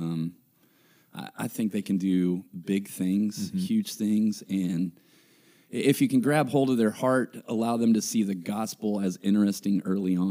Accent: Denver, Colorado, United States; I was born in Denver, Colorado, and love to claim that as my heritage

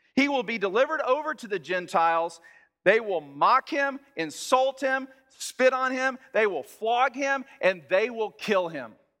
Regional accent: Texas, United States; I'm from Texas

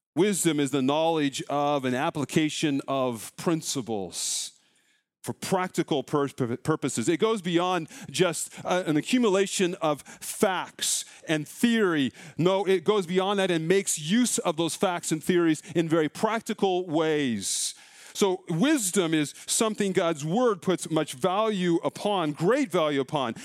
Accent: Colorado, United States; now in Iowa, United States; growing up in Colorado

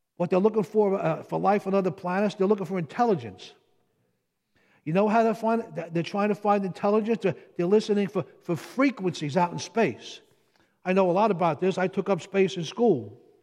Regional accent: Jersey City, New Jersey, United States; I'm from Jersey City

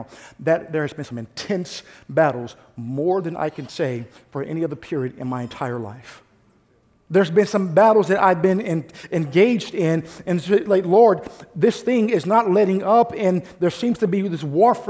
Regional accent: St. Louis, Missouri, United States; now in Bay Area, United States; I'm from St. Louis, Missouri

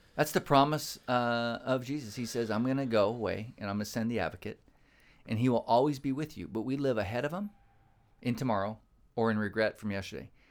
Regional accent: California, United States; we're from California

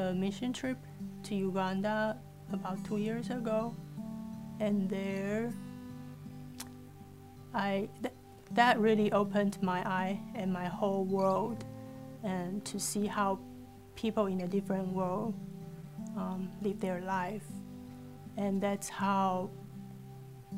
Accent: Taiwan; moved away as an adult; I'm from Taiwan. And my family are all in Taiwan.

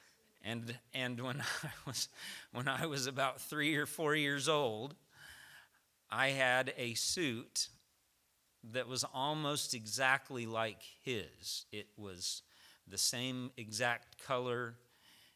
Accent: Tennessee, United States; moved away; I'm from Tennessee

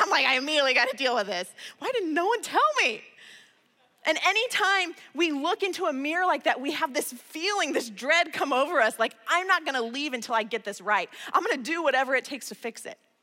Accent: Midwest, United States; I'm from the Midwest

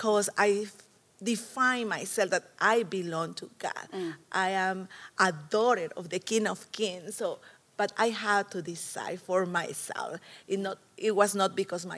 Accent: El Salvador; moved away; I was born in El Salvador a long time ago

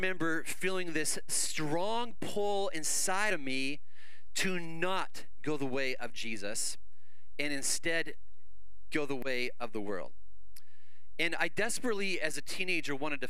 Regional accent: Canada; moved away; I grew up in Canada.

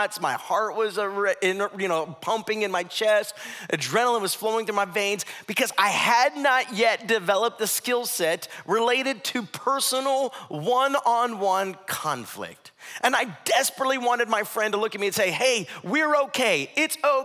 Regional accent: Ohio, United States; moved away; My wife, my mom, we're from Ohio

